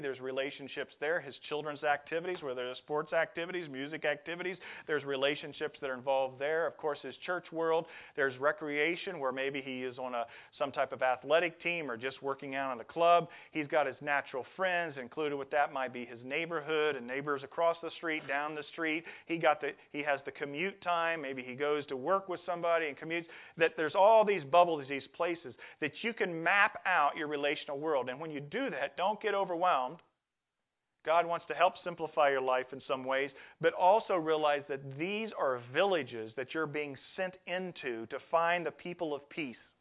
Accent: Midwest, United States; moved away as an adult; I'm a farm kid. I come from the Midwest corn, soybeans

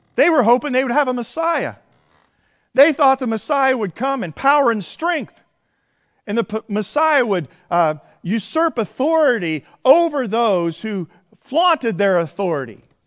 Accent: Indiana, United States; moved away; my home state that I come from originally is Indiana

